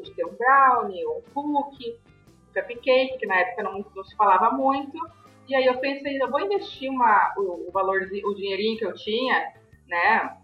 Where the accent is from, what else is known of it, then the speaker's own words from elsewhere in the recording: Novo Hamburgo, Rio Grande do Sul, Brazil; nasci em Novo Hamburgo